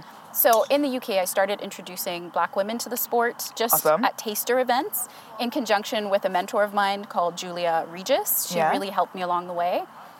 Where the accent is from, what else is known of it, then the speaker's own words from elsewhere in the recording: Antigua & Barbuda; now in Canada; I was raised in Antigua, and I started playing golf when I was 5.